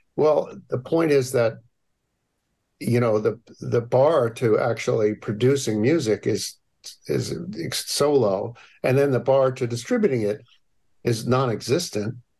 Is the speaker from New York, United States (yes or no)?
no; Hamden, Connecticut, United States; also born or lived in New Haven; I grew up in New Haven and uh, Hamden